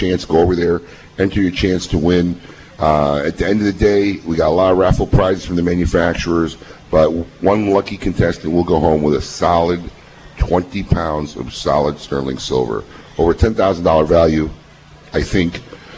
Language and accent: English; Chicago, Illinois, United States; You know, I grew up in Chicago, so I actually grew up going in her store.